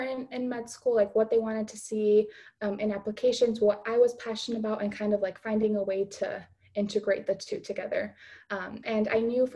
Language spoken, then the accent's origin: English; Chicago, Illinois, United States; I am from the Chicago area, from the suburbs, and now I'm living in the city to be closer to school